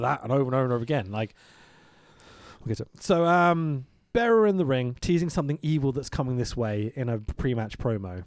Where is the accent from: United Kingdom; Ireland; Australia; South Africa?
United Kingdom; I'm British